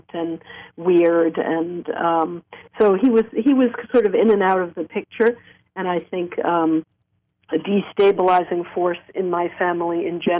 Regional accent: New York City, New York, United States; I grew up in Coney Island, actually, New York.

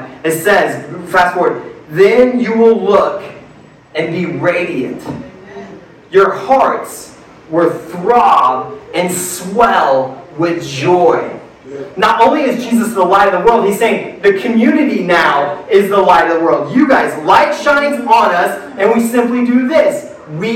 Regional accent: Midwest, United States; I grew up in the Midwest

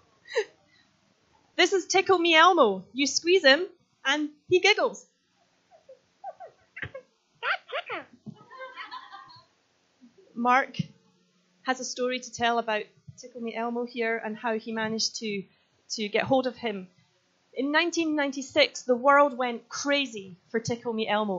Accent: Scotland, United Kingdom; I am Scottish

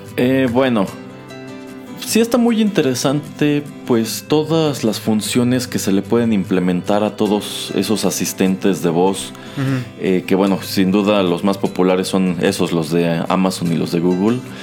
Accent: Mexico; como mexicano

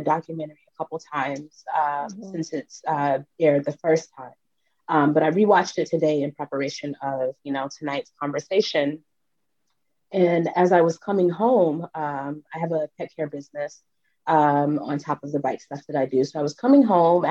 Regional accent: Orangeburg, South Carolina, United States; I grew up in Orangeburg, South Carolina.

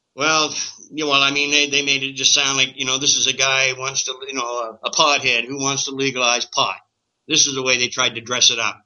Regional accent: Canada; as a Canadian

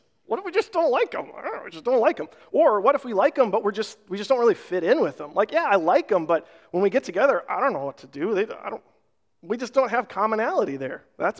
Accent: Rochester, Minnesota, United States; We had some really close family friends when we were growing up in Rochester. Their dad was a doctor at the Mayo Clinic

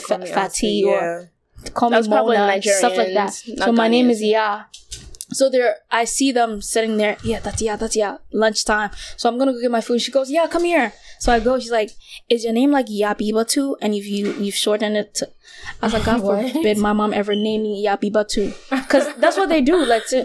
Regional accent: Ghana; Oh, it still comes out. I mean, what can I do? You can take a girl out of Ghana

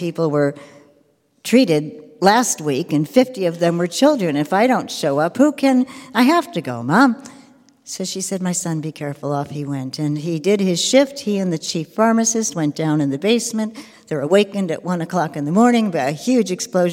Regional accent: United States; I'm from the United States

